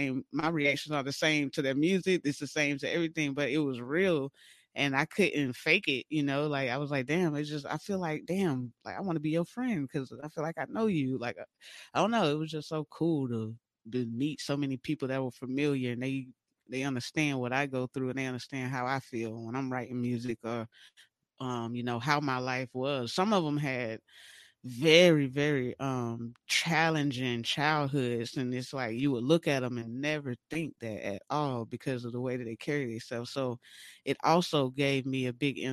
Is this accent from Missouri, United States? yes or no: no; Valdosta, Georgia, United States; moved away as an adult; also born or lived in Atlanta, Georgia; now in San Diego, United States; I'm from originally Valdosta, Georgia, 229